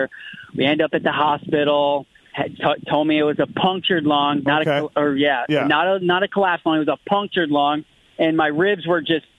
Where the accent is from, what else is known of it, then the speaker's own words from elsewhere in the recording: South Carolina, United States; I'm from the Carolinas